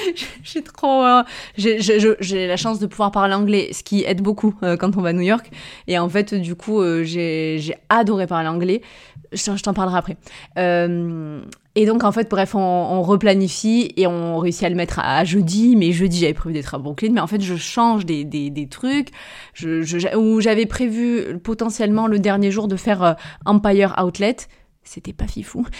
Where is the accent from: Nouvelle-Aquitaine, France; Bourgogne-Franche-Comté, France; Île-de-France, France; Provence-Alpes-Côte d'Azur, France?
Provence-Alpes-Côte d'Azur, France; Avignon; accent: Avignon; mon accent anglais en plus avignonné